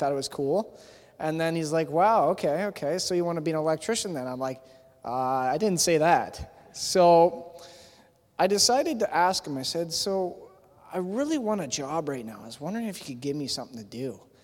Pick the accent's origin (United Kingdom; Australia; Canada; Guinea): Canada; Thorold, Ontario; also born or lived in Hamilton, Ontario; When I was younger, I was living in Thorold, actually. I was born in Hamilton, Ontario, but when I was living in Thorold, I was young